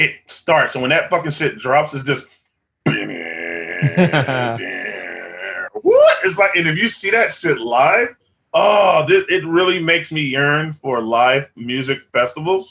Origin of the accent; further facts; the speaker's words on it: Austin, Texas, United States; I'm from Austin